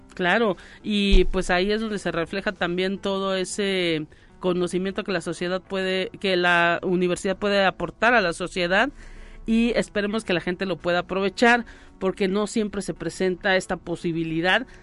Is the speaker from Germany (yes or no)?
no; Mexico; como buenos ciudadanos y mexicanos